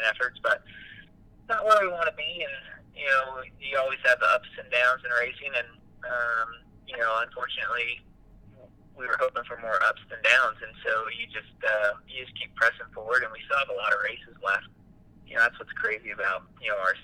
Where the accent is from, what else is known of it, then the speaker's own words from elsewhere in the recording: Arizona, United States; my wife and I are both from here, and our families are still here, so it's still home for us.